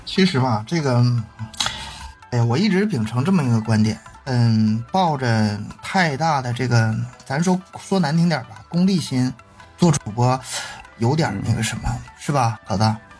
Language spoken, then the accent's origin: Chinese; Northeast China, China; 因为我也是东北人， 我普通话也不好